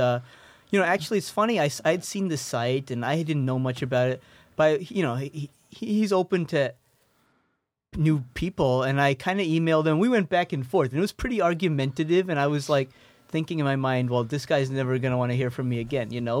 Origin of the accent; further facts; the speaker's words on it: East Coast, United States; moved away as an adult; now in Chicago, United States; I'm from the East Coast.